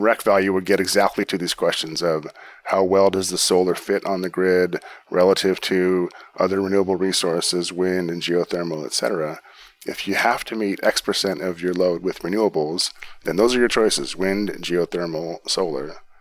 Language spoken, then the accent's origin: English; Pacific Northwest, United States; I grew up in the Pacific Northwest